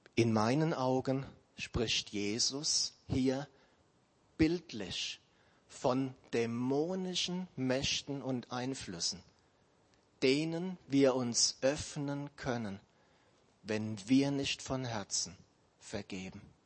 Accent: Germany; wir Deutsche

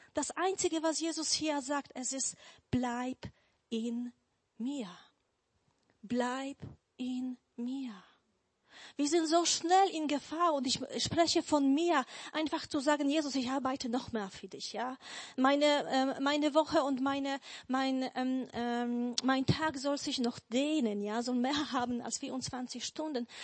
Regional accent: Poland; German is a second language; now in Germany; Also ich bin eigentlich ursprünglich oder geboren bin ich in Polen, aber seit 20 Jahren lebe ich schon hier in Deutschland

